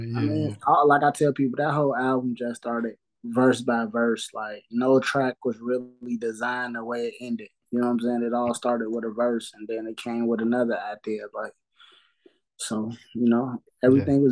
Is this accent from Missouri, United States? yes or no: no; Chicago, Illinois, United States; I'm from Chicago